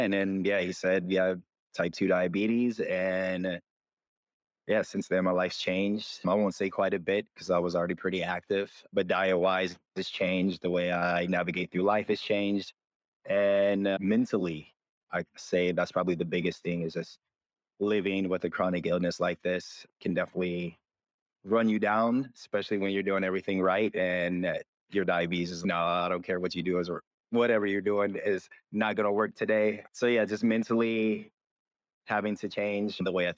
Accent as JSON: {"language": "English", "region": "Michigan", "country": "United States", "lives_now": "Los Angeles, United States", "said": "I am from Michigan originally, but I've been living in LA the last 8 years now, 8.5 years."}